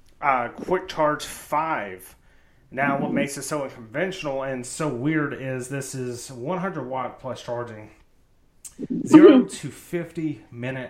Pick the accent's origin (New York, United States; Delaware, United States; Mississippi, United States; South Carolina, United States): Mississippi, United States; We're from Mississippi